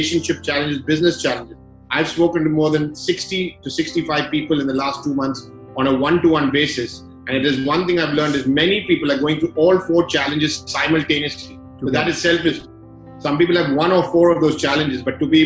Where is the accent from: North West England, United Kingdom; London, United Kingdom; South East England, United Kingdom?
London, United Kingdom; I grew up in London, and at the age of 13, I was in a school in the UK, one of the very few Indians in that school